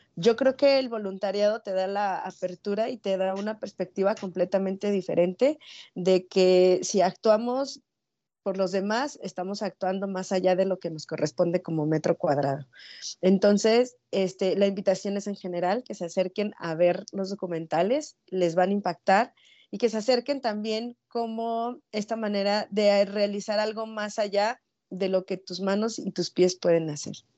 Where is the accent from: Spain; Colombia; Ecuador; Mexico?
Mexico; Mexico City; now in Ciudad Juárez, Mexico; yo soy de la Ciudad de México y desde allá vengo persiguiendo ambulante